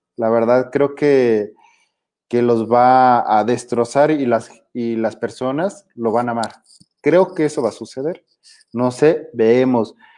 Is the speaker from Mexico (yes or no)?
yes; Mexico